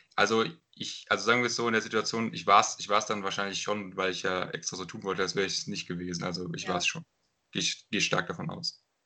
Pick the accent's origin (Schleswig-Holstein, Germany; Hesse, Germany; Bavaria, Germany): Hesse, Germany; Runkel; in meine Heimatstadt in Runkel